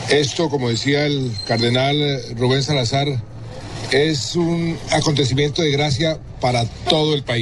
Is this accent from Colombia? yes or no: yes; Colombia; como presidente, como colombiano y como católico